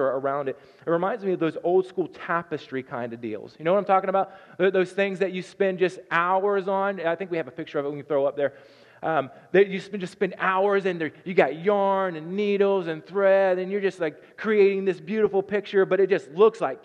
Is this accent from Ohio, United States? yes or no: yes; Southern Ohio, United States; moved away as an adult; now in Nebraska, United States; I'm from Southern Ohio, and so God says y'all in my book